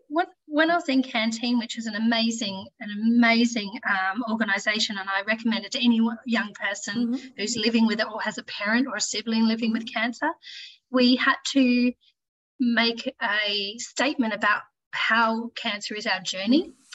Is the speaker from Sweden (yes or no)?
no; Launceston, Tasmania, Australia; also born or lived in Brisbane; I grew up in Launceston, um, spent most of my life here